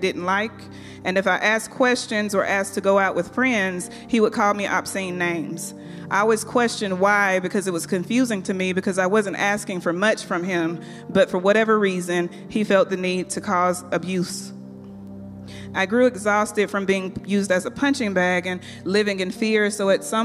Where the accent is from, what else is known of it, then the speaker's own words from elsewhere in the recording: Athens, Georgia, United States; During my childhood, I grew up in Athens, Georgia, in a two-parent home